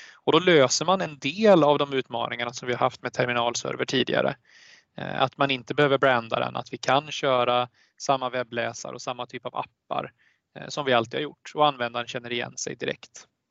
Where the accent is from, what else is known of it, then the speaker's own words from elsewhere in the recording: Sweden; som svensk